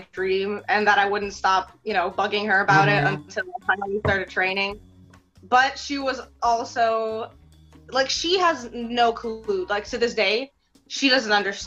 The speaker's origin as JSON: {"language": "English", "town": "New York City", "region": "New York", "country": "United States", "tie": "born or raised there", "also_born_or_lived": "Moscow, Russia", "second_language": "English", "said": "growing up in Queens"}